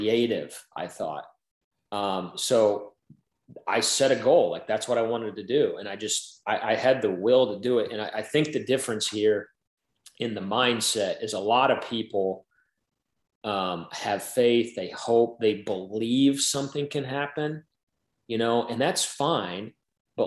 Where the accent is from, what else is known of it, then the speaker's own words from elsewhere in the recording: Indiana, United States; growing up in Indiana